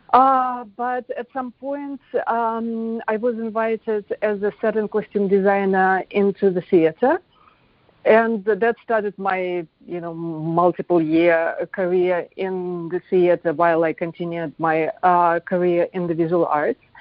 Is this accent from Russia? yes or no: yes; Moscow, Russia; moved away as an adult; now in United States; I was born in Moscow